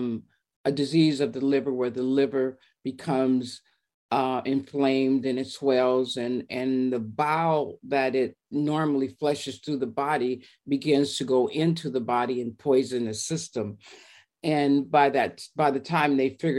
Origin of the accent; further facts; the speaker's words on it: Monrovia, California, United States; also born or lived in Long Beach, California; I was raised in Monrovia, which is a little town